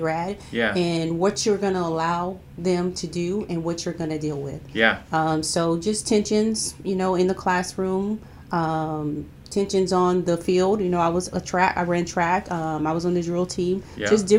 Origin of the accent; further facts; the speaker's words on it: Los Angeles, California, United States; also born or lived in Long Beach, California; I'm from Long Beach, California. I grew up in Long Beach, starting out at a very young age. We moved to San Pedro, California. So I started elementary school there, probably about the second grade. And my family stayed there all the way up until the time I graduated high school